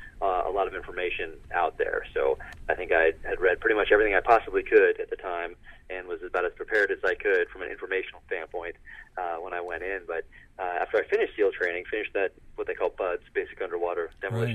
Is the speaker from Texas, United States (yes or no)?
no; Northern California, United States; now in Park City, United States; grew up in Northern California